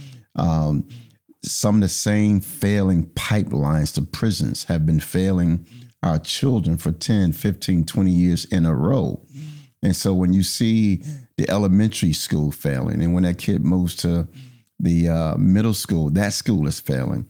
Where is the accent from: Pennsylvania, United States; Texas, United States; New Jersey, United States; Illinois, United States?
Pennsylvania, United States; Philadelphia; in my neighborhood where I grew up in North Philadelphia